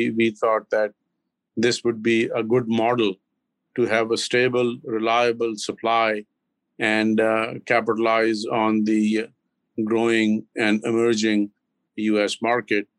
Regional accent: Lahore, Punjab, Pakistan; moved away as an adult; also born or lived in Karachi, Pakistan / Islamabad, Pakistan; now in Massachusetts, United States; I grew up in the central part of Pakistan, which is sort of I was born in the southern part, which is Karachi, the largest city on the Indian Ocean. And then, but I grew up in Lahore and in the northern part of Islamabad and that area

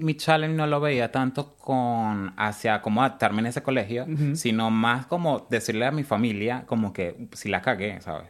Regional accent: Caracas, Capital District, Venezuela; moved away as an adult; also born or lived in San Cristóbal, Venezuela; now in Australia; Soy de Caracas, es, mi familia es de los Andes, de San Cristóbal específicamente. Eh, nací en Caracas, pero estuve como que me crié como en esa parte de Caracas y San Cristóbal

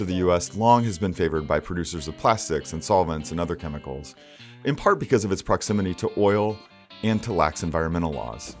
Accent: Oklahoma, United States; I grew up in Oklahoma

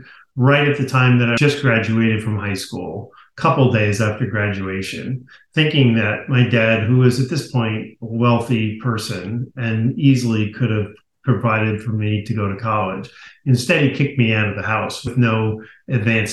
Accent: Garden City, New York, United States; I grew up in Garden City, Long Island, beautiful community

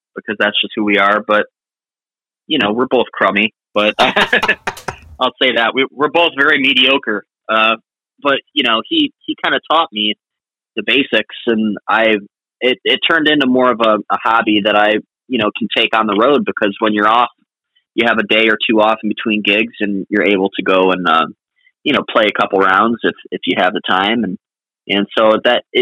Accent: Clearwater, Florida, United States; also born or lived in Boston / Nashville; going to fish with my dad on the pier in Clearwater where I grew up

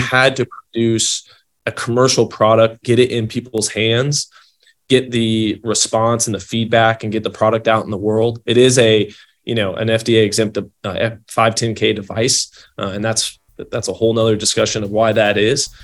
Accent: Louisville, Kentucky, United States; moved away as an adult; now in California, United States; I'm from Louisville, Kentucky, originally

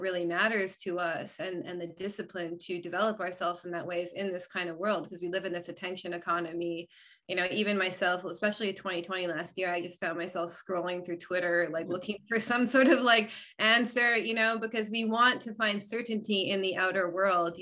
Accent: Canada; also born or lived in Arizona, United States; now in United States; because I live here now, I'm actually from Canada originally

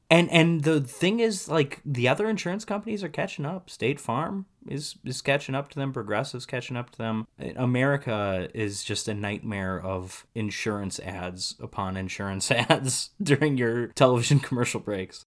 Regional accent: Wisconsin, United States; moved away as an adult; also born or lived in England; I'm born and raised in Wisconsin, and I'm moving to the U K to teach.

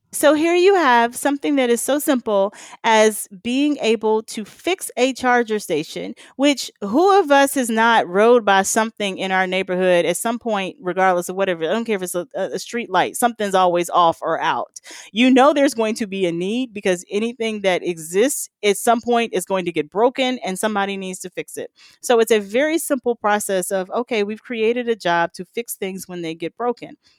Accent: the South, United States; I'm from the South

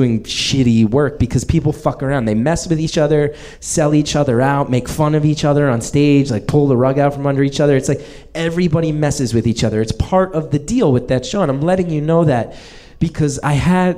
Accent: New Jersey, United States; moved away as an adult; now in Brooklyn, United States; I live in Brooklyn now, but I grew up in New Jersey

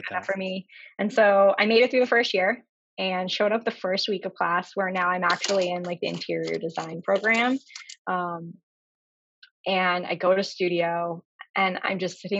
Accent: Northern Virginia, United States; moved away as an adult; now in Boston, United States; I am from Virginia. I grew up right outside DC in Northern Virginia, and now okay. I live in Boston.

